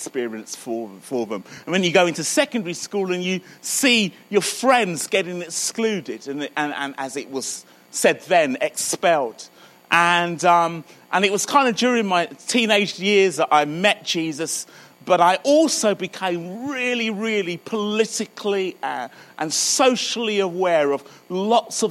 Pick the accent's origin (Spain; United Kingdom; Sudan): United Kingdom; Croydon, London; now in Birmingham, United Kingdom; I live in Birmingham. You can probably hear that my accent's a little further south, so I'm sort of born and brought up in Croydon.